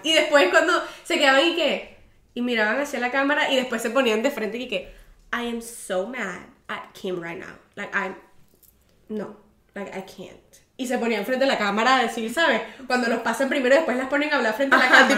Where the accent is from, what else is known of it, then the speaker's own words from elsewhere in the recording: Venezuela; moved away as an adult; yo me fui de Venezuela